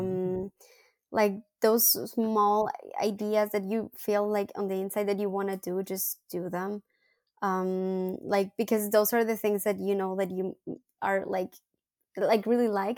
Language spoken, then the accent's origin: English; León, Guanajuato, Mexico; English is a second language; moved away as an adult; also born or lived in Monterrey, Mexico; now in Paris, France; I'm from León, Guanajuato